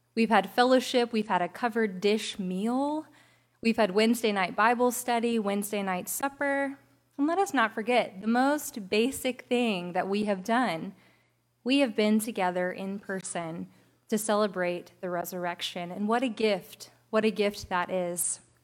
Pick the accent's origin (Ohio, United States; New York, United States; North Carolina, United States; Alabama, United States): Alabama, United States; across the bay from Mobile; moved away as an adult; also born or lived in Citronelle, Alabama; now in Mobile, United States; I was from across the bay